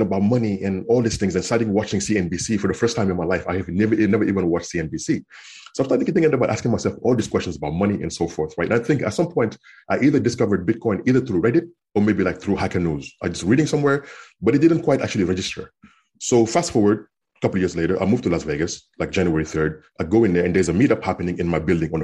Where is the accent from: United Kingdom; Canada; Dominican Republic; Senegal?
Senegal; English is a second language; moved away as an adult; also born or lived in Kansas, United States / Minnesota, United States / California, United States; now in United States; I was born and raised in Senegal in West Africa. And I grew up there until after high school when I was 18 years old.